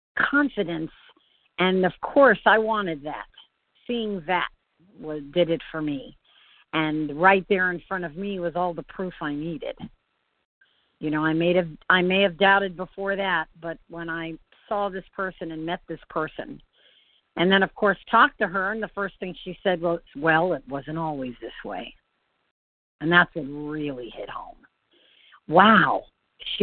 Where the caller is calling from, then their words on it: Floral City, Florida, United States; I am calling from Central Florida. Floral City.